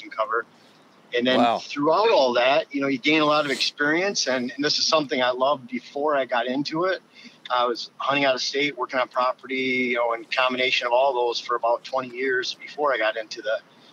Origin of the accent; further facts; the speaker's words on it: Lower Michigan, United States; moved away as an adult; also born or lived in Upper Peninsula, Michigan; now in Wisconsin, United States; I grew up in Lower Michigan, first 27 28 years of my life there.